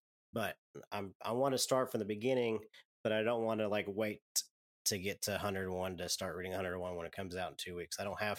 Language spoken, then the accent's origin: English; Saskatchewan, Canada; I'm from Saskatchewan.